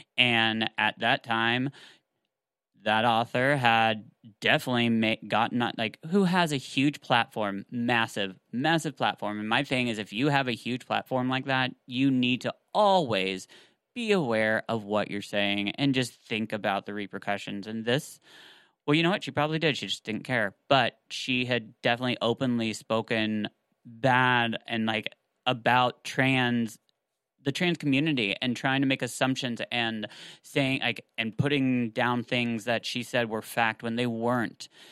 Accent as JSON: {"language": "English", "area": "the South", "region": "Tennessee", "country": "United States", "tie": "born or raised there", "said": "where we grew up here in the South"}